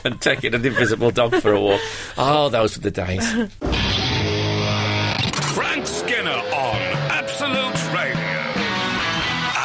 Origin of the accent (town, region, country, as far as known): West Midlands, United Kingdom